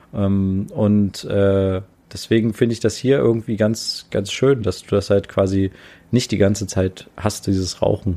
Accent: Germany; moved away as an adult; now in Japan; bei uns in Deutschland

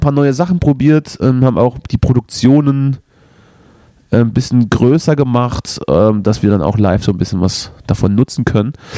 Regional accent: the East, East Germany, Germany; bei uns im Osten

